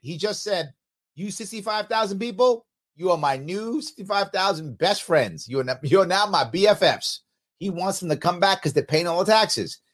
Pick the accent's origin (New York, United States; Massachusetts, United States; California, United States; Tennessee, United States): New York, United States; New York City; also born or lived in Manhattan; I did grow up in the city. I grew up in the Bronx and a little bit in Manhattan